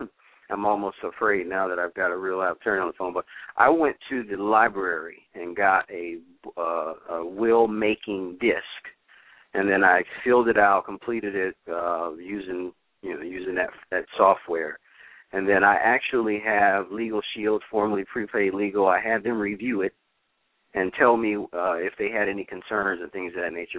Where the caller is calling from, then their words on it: Cincinnati, Ohio, United States; in Cincinnati, Ohio.